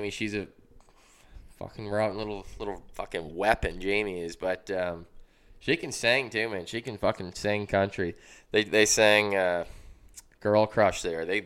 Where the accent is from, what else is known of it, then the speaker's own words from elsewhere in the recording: Amherst, United States; I grew up in Amherst